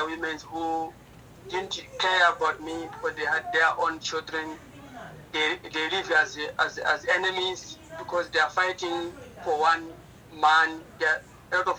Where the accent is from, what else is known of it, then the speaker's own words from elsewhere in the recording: Sussundenga district, Manica, Mozambique; I was born in Sosundenga district in Manica province in Mozambique